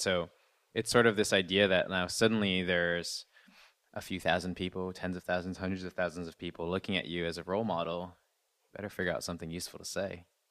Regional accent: Canada; I'm Canadian. I'm not, uh, I'm not American

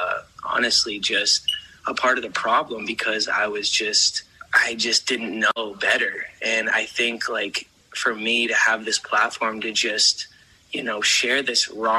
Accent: Canada; Being a Canadian

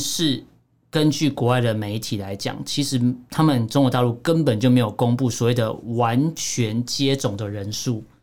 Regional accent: Taiwan; 我们台湾这边

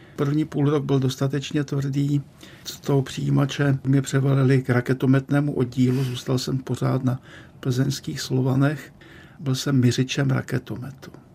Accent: Český Těšín, Moravian-Silesian Region, Czechia; moved away as an adult; now in Prague, Czech Republic; když jsem se vracel z Litoměříc do svého rodného českého Těšína

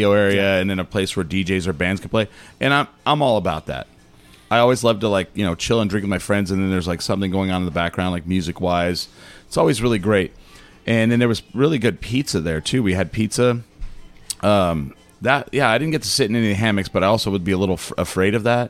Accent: 1 hour outside of Roswell, New Mexico, United States; now in Houston, United States; I grew up 1 hour outside of Roswell.

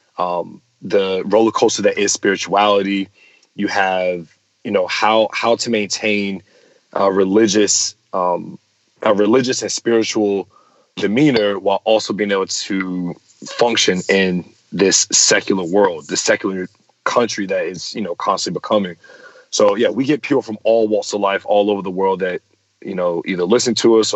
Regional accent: Chesapeake, Virginia, United States; I'm from Chesapeake, Virginia

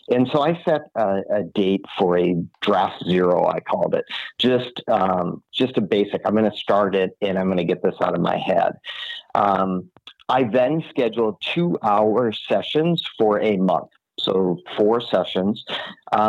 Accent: Minneapolis, Minnesota, United States; I am born and raised in Minneapolis, Minnesota, so up in the cold region of our country

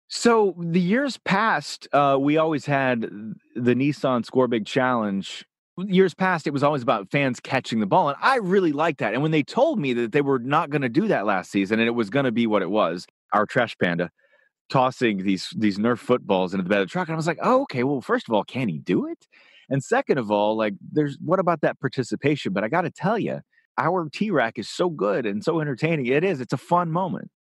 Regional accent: Nashville, Tennessee, United States; moved away; also born or lived in Los Angeles; growing up in Nashville

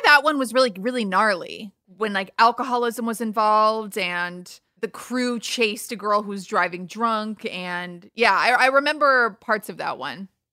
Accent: United States; moved away; also born or lived in New York / Los Angeles; I grew up in New, New York and then L A, so kind of both coasts.

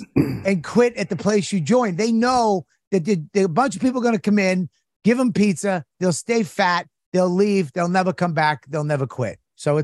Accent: Boston, Massachusetts, United States; I'm from Boston.

